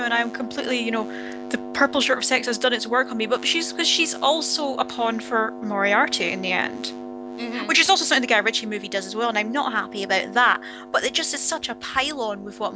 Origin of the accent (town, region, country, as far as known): Scotland, United Kingdom; accent: Scottish; now in Edinburgh, United Kingdom